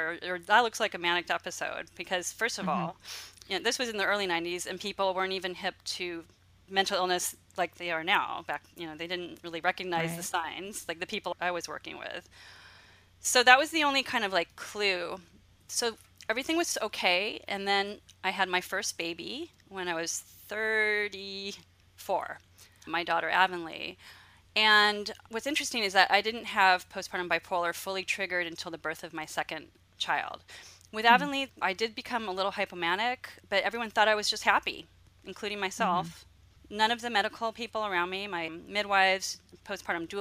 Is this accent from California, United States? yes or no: yes; Los Angeles, California, United States; moved away as an adult; now in Santa Cruz County, United States; I grew up in Los Angeles, and then I came up to where I live now, which is beautiful Santa Cruz County